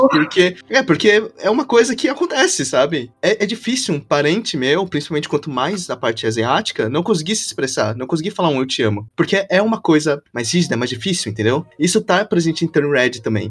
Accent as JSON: {"language": "Portuguese", "country": "Brazil", "tie": "born or raised there", "said": "eu nasci no Brasil"}